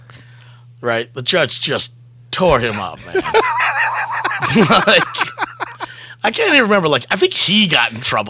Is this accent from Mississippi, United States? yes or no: yes; Mississippi, United States; moved away; growing up in Mississippi